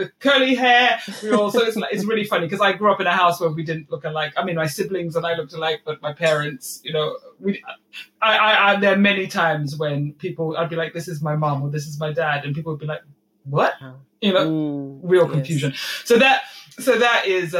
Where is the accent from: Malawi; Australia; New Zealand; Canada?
Malawi; moved away; I grew up in Malawi